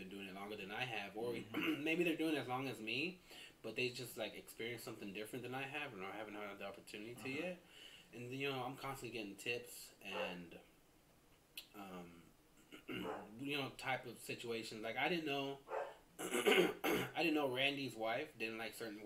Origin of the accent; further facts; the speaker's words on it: Iowa, United States; moved away; when I was growing up, I grew up in Iowa